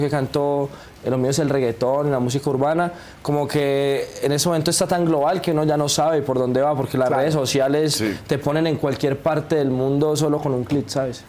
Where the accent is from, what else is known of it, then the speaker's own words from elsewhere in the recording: Colombia; moved away as an adult; now in Mexico; para uno como colombiano venir acá a México y sonar aquí en México, yo que ya llevo pues tres añitos